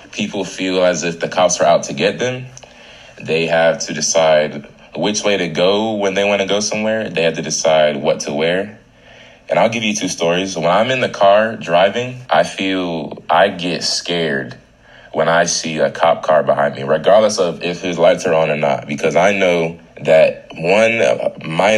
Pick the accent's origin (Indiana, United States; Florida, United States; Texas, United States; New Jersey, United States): Florida, United States; Tampa; I am from Tampa, Florida, 813.